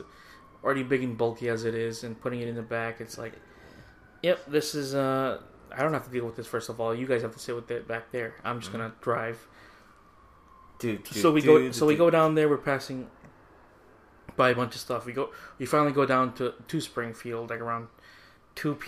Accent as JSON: {"language": "English", "country": "Philippines", "moved": "yes", "said": "we're from the Philippines."}